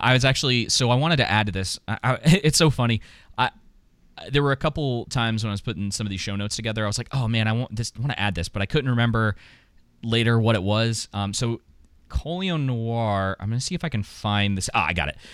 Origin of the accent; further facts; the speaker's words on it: Atlanta, Georgia, United States; I grew up in Atlanta.